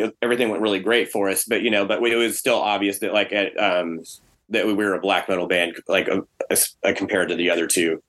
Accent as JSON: {"language": "English", "region": "Texas", "country": "United States", "said": "us being from Texas"}